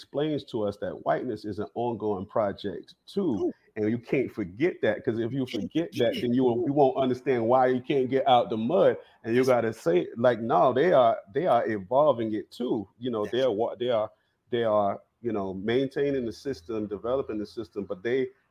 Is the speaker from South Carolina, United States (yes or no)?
yes; Bennettsville, South Carolina, United States; I'm from Bennettsville, from the PD region of South Carolina, PD. Along the river.